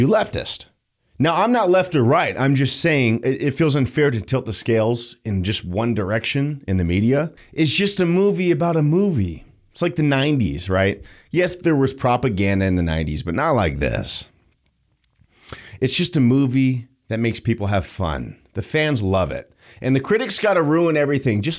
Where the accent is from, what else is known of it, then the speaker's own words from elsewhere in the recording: United States; I'm an American. I'm a red-blooded American